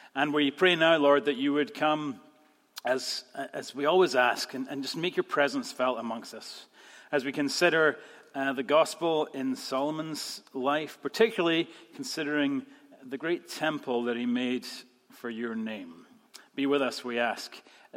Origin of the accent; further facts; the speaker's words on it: Scotland, United Kingdom; moved away; we're still Scottish